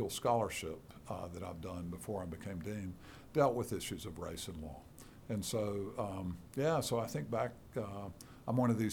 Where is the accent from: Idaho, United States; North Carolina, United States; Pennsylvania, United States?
North Carolina, United States; Charlotte; I grew up in Charlotte, North Carolina, and did all my schooling there in the public schools